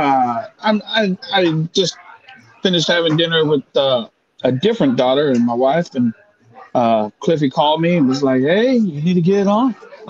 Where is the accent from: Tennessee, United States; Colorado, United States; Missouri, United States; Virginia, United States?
Colorado, United States; Denver; moved away as an adult; also born or lived in Alaska; I was born in Denver. I was raised in Denver. The Army took me to Alaska